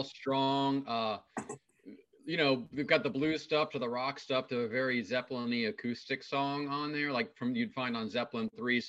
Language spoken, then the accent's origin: English; Ohio, United States; my home state of Ohio